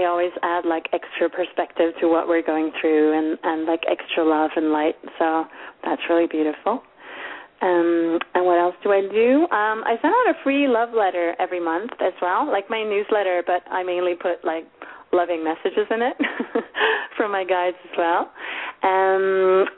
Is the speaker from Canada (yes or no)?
no; Sweden; moved away; I'm Swedish, or kind of half Swedish. My father was Swedish, and I grew up in Sweden, but my mom's Romanian